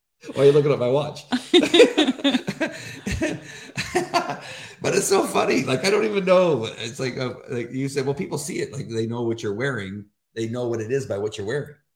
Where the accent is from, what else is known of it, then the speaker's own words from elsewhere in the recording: La Mirada, California, United States; also born or lived in Orange County / Riverside; I grew up in La Mirada, but I've been mostly in Orange County.